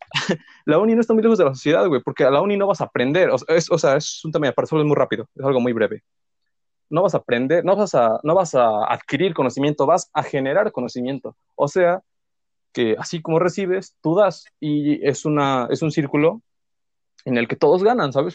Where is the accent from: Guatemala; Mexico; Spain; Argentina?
Mexico; Puebla; soy pues poblano.